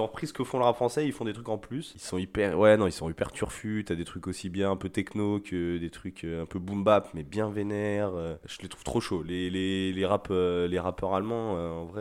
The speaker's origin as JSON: {"language": "French", "town": "Rennes", "region": "Brittany", "country": "France", "said": "je suis de Rennes"}